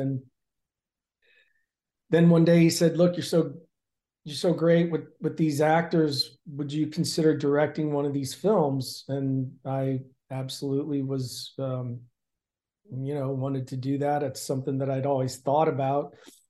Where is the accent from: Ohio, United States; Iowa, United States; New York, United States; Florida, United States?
Ohio, United States; Canton; now in Los Angeles, United States; I grew up in Canton, Ohio, playing football and wrestling. I went to college at Wright State University in Dayton to wrestle for 3 years.